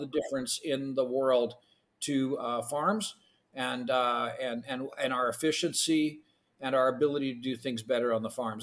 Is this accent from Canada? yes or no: yes; Canada; first language Ukrainian; English is a second language; I was born in Canada, but my first language actually was Ukrainian.